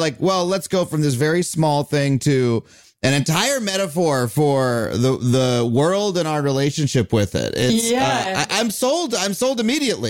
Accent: North Shore of Long Island, New York, United States; I grew up on the North Shore of Long Island, which is a very rocky coast and has a lot.

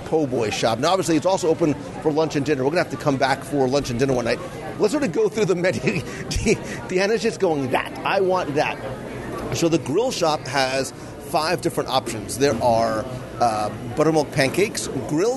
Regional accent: New Jersey, United States; growing up in Jersey

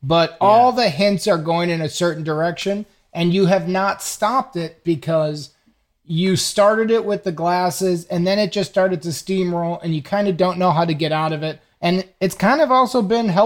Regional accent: Atlanta, Georgia, United States; 34, and where are you from? Uh, Atlanta.

